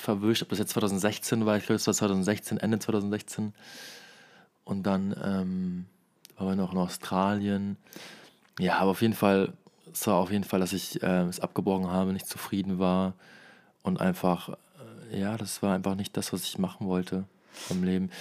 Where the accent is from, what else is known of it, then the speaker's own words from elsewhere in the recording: Osnabrück, Lower Saxony, Germany; moved away; ich komme ja aus Osnabrück